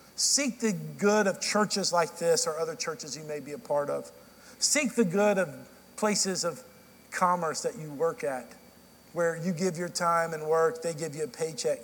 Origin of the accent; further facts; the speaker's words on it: Dallas, Texas, United States; now in Nashville, United States; I grew up in Central Time in Dallas